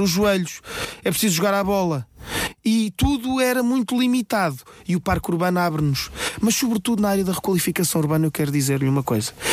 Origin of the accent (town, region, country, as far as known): Rio de Mouro, Lisbon, Portugal; born or raised there